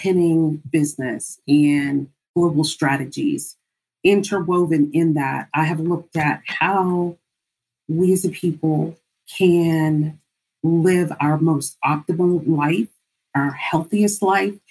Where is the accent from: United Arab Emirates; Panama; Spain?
Panama; now in Washington, D.C., United States; Originally, I am from Panama, the country of Panama. I was born in the Canal Zone